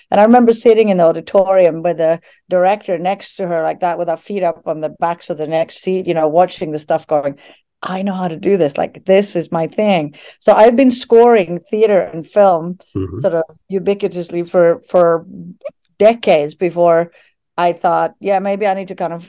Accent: Norway; moved away as an adult; also born or lived in London, United Kingdom / New York, United States; now in Anchorage, United States; My parents are Norwegian, and I grew up in Norway.

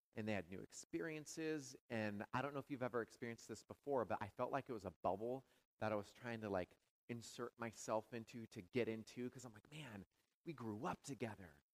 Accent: Washington, United States; moved away as an adult; also born or lived in California; now in Madison, United States; I'm from Washington State

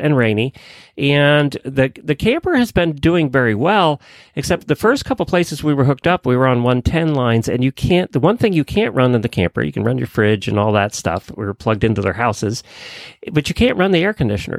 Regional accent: Ocala, Florida, United States; I'm from Ocala

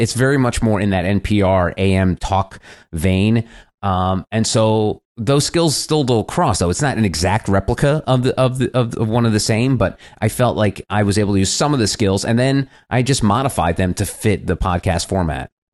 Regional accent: New Jersey suburbs, United States; I was a kid growing up in the Jersey suburbs

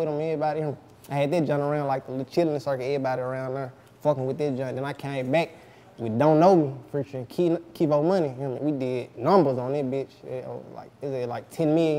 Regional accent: Memphis, Tennessee, United States; I'm from the north side of Memphis

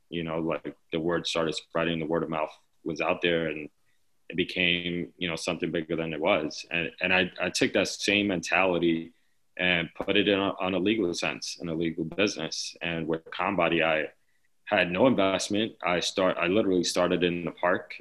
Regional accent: New York City, New York, United States; growing up in the Lower East Side

